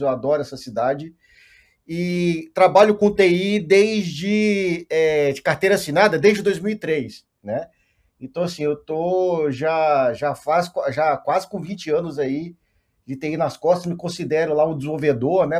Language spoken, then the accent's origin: Portuguese; Montes Claros, Minas Gerais, Brazil; moved away; also born or lived in Belo Horizonte; sou do interior de Minas, uma cidade chamada Montes Claros, eu morava em Belo Horizonte nesse, nessa época